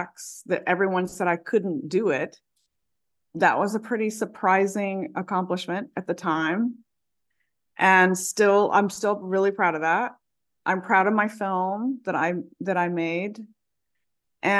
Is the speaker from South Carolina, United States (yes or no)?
yes; South Carolina, United States; moved away; also born or lived in New York City; I'm from a small town in South Carolina, and I came from extremely poor circumstances